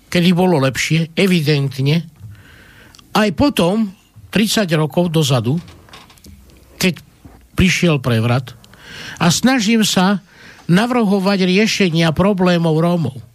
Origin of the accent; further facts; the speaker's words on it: Slovakia; ako človek som sa narodil tu na Slovensku, toto sú moje korene, toto je moja vlast, Slováci sú moji bratia, identifikujem sa ako Slovák, ale moja matka bola Rómka a ja som tiež Róm